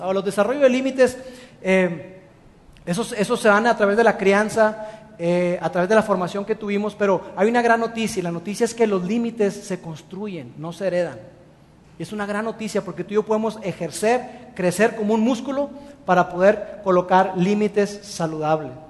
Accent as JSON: {"language": "Spanish", "country": "Mexico", "said": "los mexicanos somos extraordinarios en el servicio al cliente"}